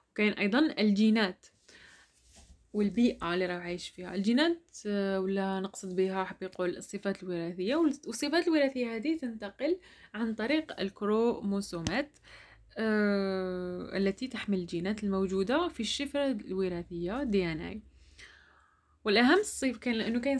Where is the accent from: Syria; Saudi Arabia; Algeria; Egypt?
Algeria; جاو إلى الجزائر ومن بعدها أنا كنت وليت هما بما أنهم ما يفهموش لهجتنا